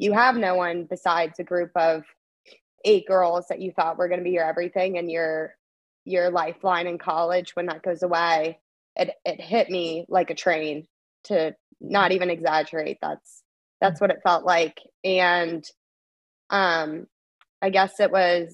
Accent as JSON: {"language": "English", "region": "Florida", "country": "United States", "also_born_or_lived": "Long Island", "moved": "as an adult", "lives_now": "Clemson, United States", "said": "home, which is Florida"}